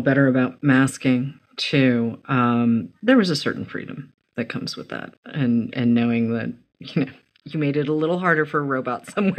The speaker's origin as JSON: {"language": "English", "region": "Massachusetts", "country": "United States", "tie": "born or raised there", "said": "because I grew up in Massachusetts"}